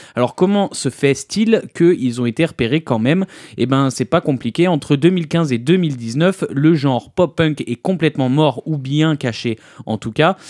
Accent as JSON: {"language": "French", "country": "France", "said": "on est français."}